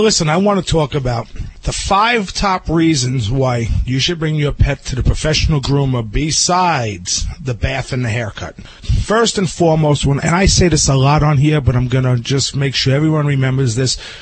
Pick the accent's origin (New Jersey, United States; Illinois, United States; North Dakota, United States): New Jersey, United States; my hometown in New Jersey